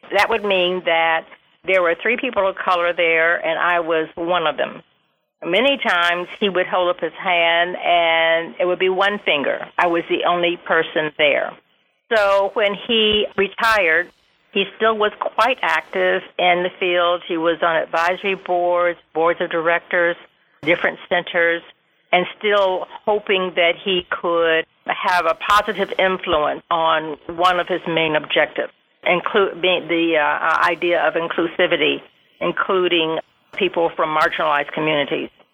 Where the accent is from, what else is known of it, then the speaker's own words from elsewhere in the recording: Toledo, Ohio, United States; also born or lived in Columbus, Ohio; I am from Ohio, uh, Toledo, Ohio. My parents were part of the Great Migration there, and they met at Toledo, uh, Toledo University, and uh, I lived there until I was 14 and moved to Columbus